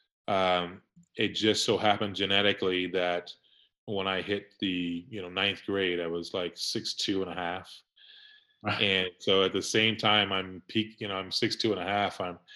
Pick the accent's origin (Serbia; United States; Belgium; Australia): United States; Jackson, Mississippi; also born or lived in Heidelberg, Germany; I started in Heidelberg, Germany, but I was born in Jackson, Mississippi, and at 6 months old, I was flown to Heidelberg, Germany when my father was in the service.